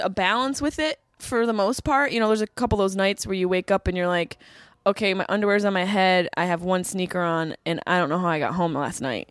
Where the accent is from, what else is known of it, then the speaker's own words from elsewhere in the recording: Syracuse, New York, United States; moved away as an adult; also born or lived in Boston; I grew up in Syracuse, everyone's boozers in Syracuse